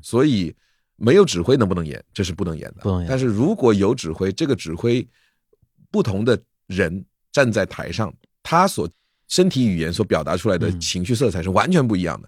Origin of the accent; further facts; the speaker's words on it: Wenzhou, Zhejiang, China; moved away; also born or lived in Shanghai; 我是温州人，然后温州是三面靠山一面靠海的